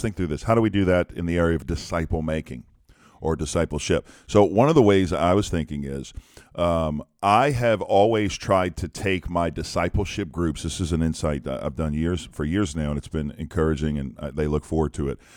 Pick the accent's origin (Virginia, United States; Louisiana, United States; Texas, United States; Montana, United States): Louisiana, United States; I'm from Louisiana.